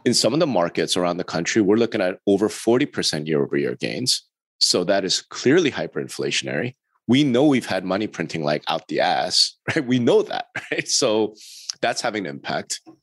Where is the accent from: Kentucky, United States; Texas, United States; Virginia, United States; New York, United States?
New York, United States; I'm from the East Side, baby. I'm from New York.